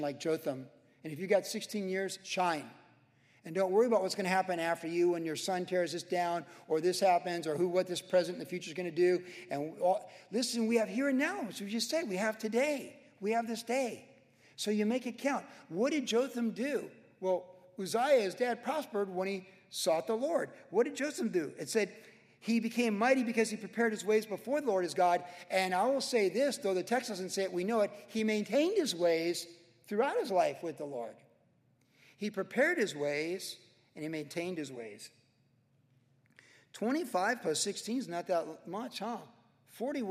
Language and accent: English; Carlsbad, California, United States; I grew up in Carlsbad when it was 12,000 people in 1972